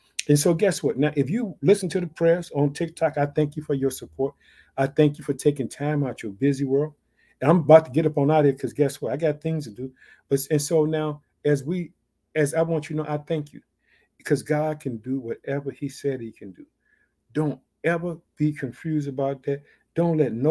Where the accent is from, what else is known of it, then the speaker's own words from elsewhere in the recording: Illinois, United States; also born or lived in Chicago; the state of Illinois, which is my home state. I reside in the city of Chicago